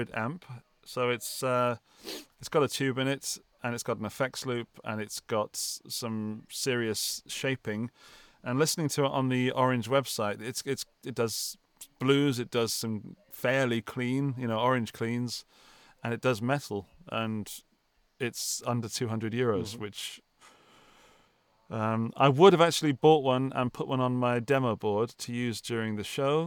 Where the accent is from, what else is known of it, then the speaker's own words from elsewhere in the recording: England, United Kingdom; moved away; And when I say home, to my home country. This time I'm going to Birmingham